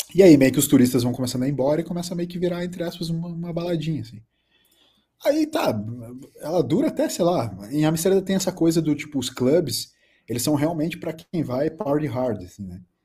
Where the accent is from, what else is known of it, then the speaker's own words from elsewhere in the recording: Brazil; eu só falei Brasil